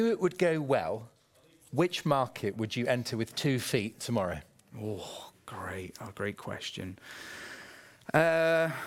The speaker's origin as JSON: {"language": "English", "country": "United Kingdom", "said": "I'm British"}